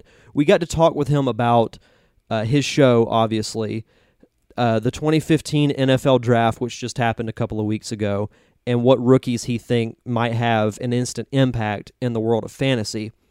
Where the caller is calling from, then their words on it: Pensacola, Florida, United States; I am broadcasting this from Pensacola, Florida, in the Gulf Coast area, Northwest Florida.